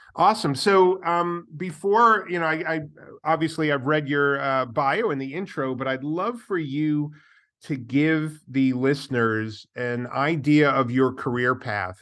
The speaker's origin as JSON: {"language": "English", "region": "New York", "country": "United States", "said": "I come from New York"}